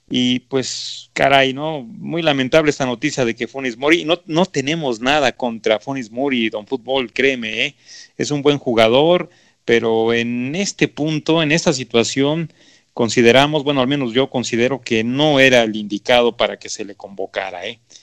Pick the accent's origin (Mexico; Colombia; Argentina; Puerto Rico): Mexico